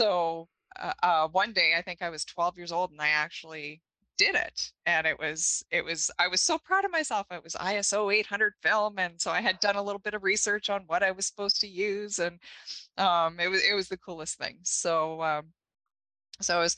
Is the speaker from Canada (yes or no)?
yes; Thompson, Manitoba, Canada; I grew up here in Manitoba, Thompson, Manitoba.